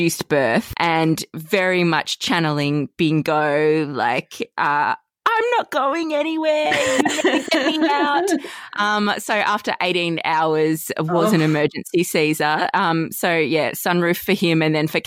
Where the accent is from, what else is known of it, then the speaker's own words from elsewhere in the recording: Australia; also born or lived in Queensland; growing up regional